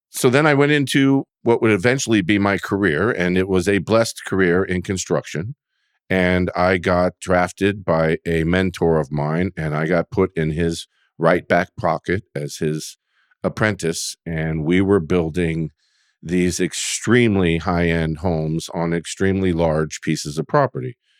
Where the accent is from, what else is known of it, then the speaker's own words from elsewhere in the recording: Sonoma County, California, United States; moved away as an adult; now in Oregon, United States; I was born and raised in Sonoma County